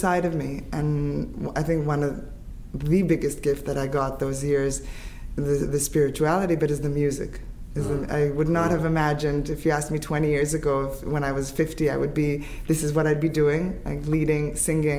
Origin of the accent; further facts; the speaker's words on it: Haifa, Haifa District, Israel; also born or lived in Canada; I grew up in Haifa